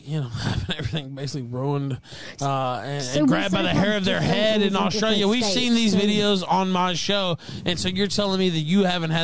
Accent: United States; I'm an American citizen

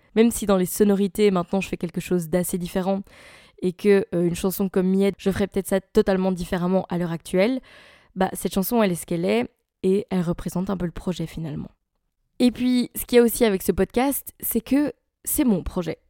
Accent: Belgium; je suis belge

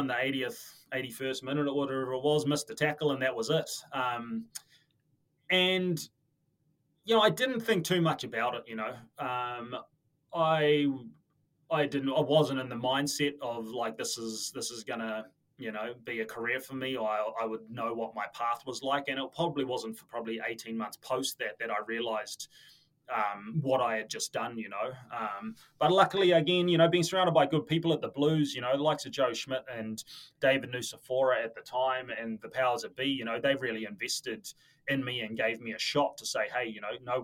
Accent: Auckland, New Zealand; moved away as an adult; also born or lived in Dublin, Ireland; I was born and bred in Auckland

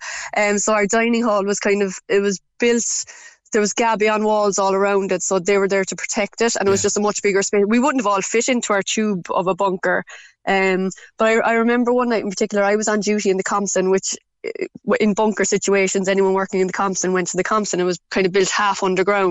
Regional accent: Ireland; we're very Irish

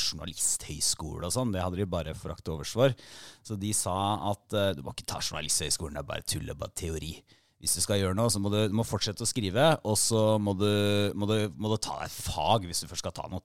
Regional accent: Porsgrunn, Telemark, Norway; moved away; Jeg er jo fra Porsgrunn

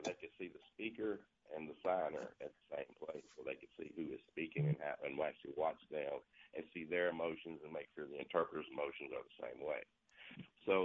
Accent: Jackson, Mississippi, United States; also born or lived in Vicksburg; I grew up in South Jack.

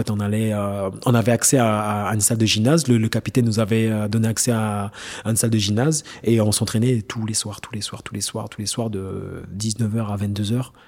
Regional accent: French Guiana, France; je me suis dit, euh, ans avant, je viens de Guyane, je suis inconnu au bataillon.

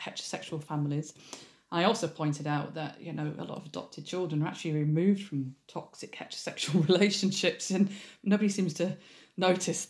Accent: Leeds, Yorkshire and the Humber, United Kingdom; moved away; I'm from Leeds originally

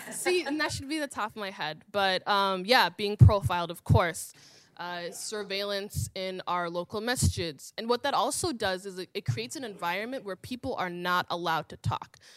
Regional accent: Minneapolis, Minnesota, United States; I am from Minneapolis, and I am from the Somali community in Minneapolis.

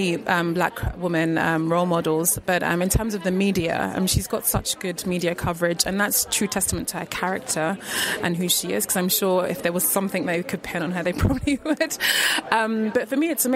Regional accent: London, United Kingdom; moved away as an adult; now in Sweden; I'm from London, although I live in Sweden.

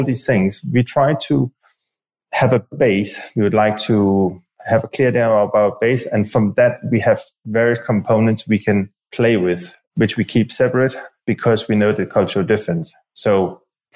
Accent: Denmark; moved away; I'm from Denmark myself

